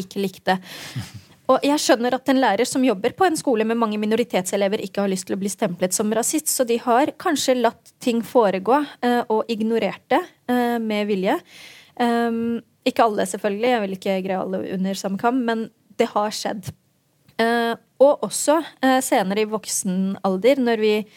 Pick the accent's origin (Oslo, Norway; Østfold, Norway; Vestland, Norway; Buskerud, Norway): Oslo, Norway; da jeg vokste opp ehm, på Grønland i Oslo